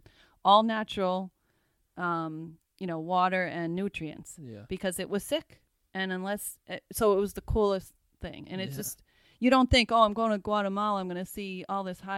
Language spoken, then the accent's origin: English; Massachusetts, United States; We're from Massachusetts.